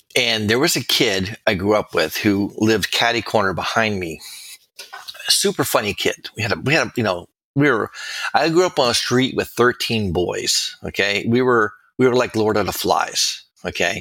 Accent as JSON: {"language": "English", "town": "Miami", "region": "Florida", "country": "United States", "tie": "born or raised there", "also_born_or_lived": "New Haven, Connecticut", "said": "I was born and raised in Miami"}